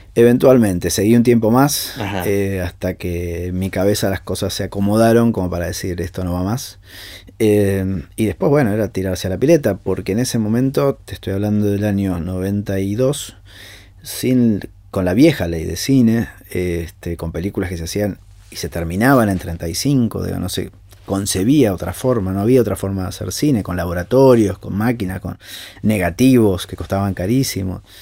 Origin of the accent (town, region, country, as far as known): Argentina